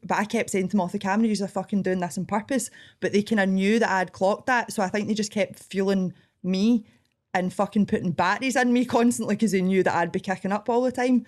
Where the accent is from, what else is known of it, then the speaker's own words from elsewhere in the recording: Scotland, United Kingdom; accent: Scottish; I didn't realise how Scottish I sounded